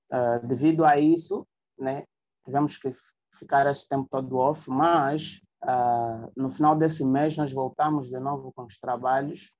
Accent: Luanda, Luanda Province, Angola; nasceu e cresceu aqui no Cazenga. Né? A minha mãe é zungueira e o meu pai é carpinteiro. Tu já deves imaginar né? um rapaz a crescer no Cazenga

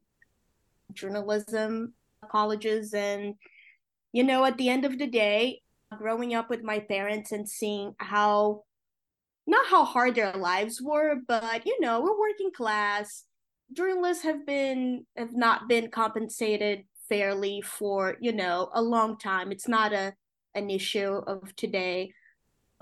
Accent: Rio de Janeiro, Brazil; English is a second language; moved away as an adult; now in New York, United States; my parents met when they were reporters working for a newspaper in Rio de Janeiro, my hometown

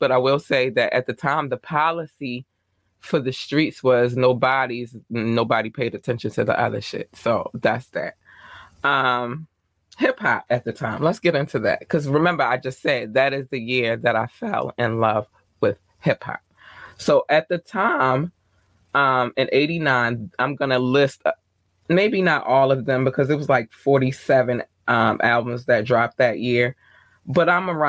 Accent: North Carolina, United States; now in Baltimore, United States; my mother and I moved to Baltimore City from North Carolina.

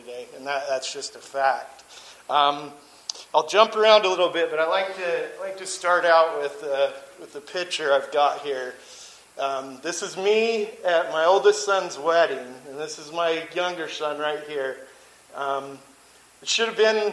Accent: St. George, Utah, United States; I grew up in St. George, Utah, to a super Mormon family

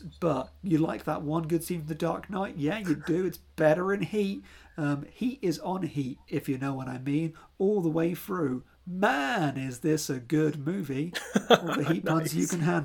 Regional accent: United Kingdom; I am British

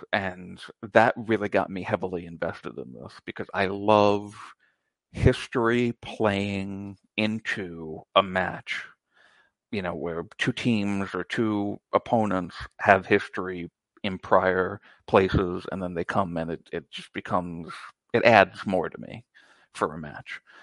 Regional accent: United States; I'm American

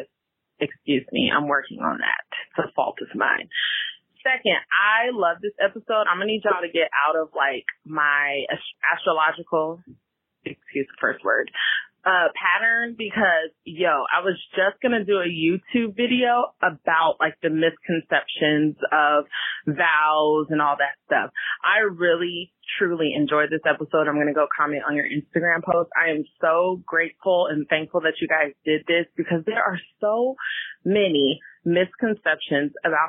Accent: the Bay Area, California, United States; now in Washington, DC, United States; I'm calling from DC again, but you know, I'm from the Bay, California

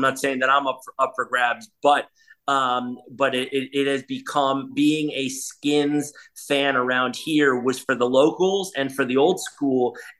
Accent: New York, United States; moved away as an adult; now in Washington, United States; when I grew up in New York

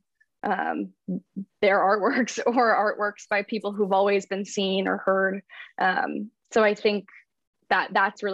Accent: Washington, District of Columbia, United States; now in Philadelphia, United States; I grew up in Washington, D.C.

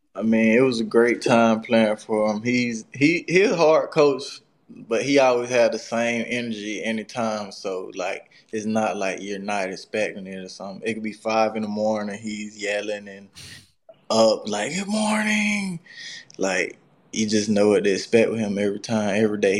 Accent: South Georgia, United States; I grew up in like the country, so it really wasn't much to do besides play sports

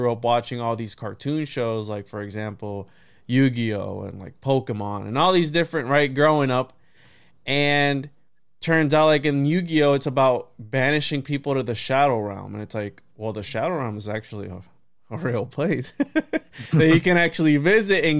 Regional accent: Puerto Rico; I was born in Puerto Rico

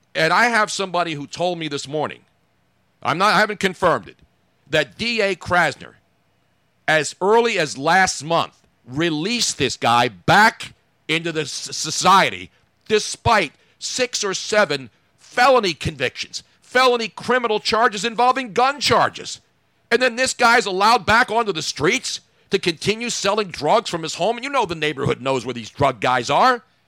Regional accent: Philadelphia, Pennsylvania, United States; I grew up here

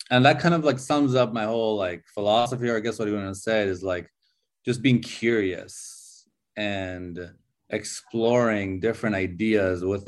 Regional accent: California, United States; also born or lived in Iran; now in Chengdu, China; So I was born in Iran, and I grew up in California. When I was 8 years old, I moved to California

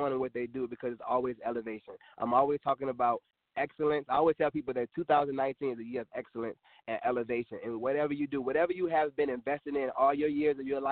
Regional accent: Richmond, Virginia, United States; here in my hometown in Richmond, Virginia

